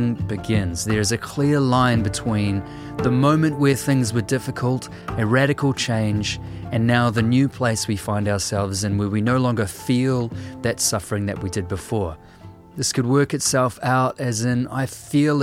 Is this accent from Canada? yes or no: no; New Zealand